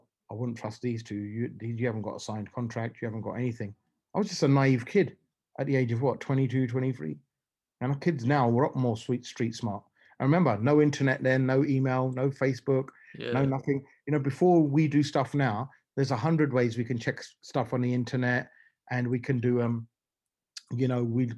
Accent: London, United Kingdom; also born or lived in Essex; I'm from London

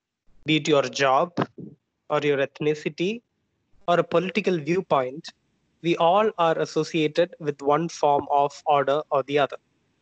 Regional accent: India; I am Indian.

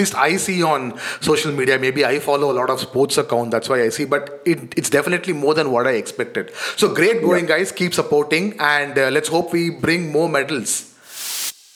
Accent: India; As an Indian

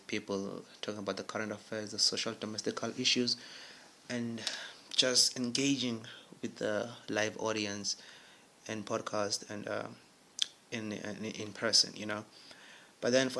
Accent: Durban, KwaZulu-Natal, South Africa; now in Bloemfontein, South Africa; I'm originally from Durban, a beautiful city of Durban, South Africa

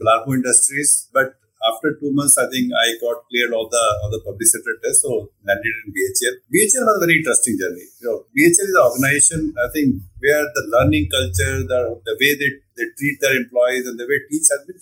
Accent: Patiala, Punjab, India; also born or lived in Chandigarh; I was born in Chandigarh and then did my schooling in Patiala, small town in Punjab

